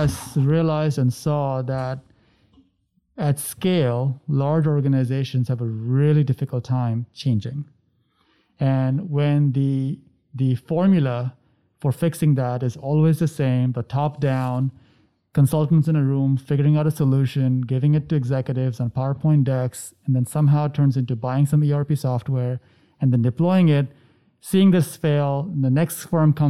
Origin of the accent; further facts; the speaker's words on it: India; growing up in India.